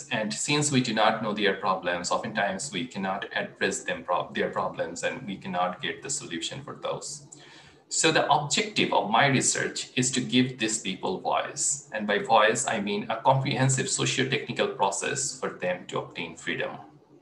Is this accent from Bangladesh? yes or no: yes; Bangladesh; I grew up in Bangladesh in late 1990s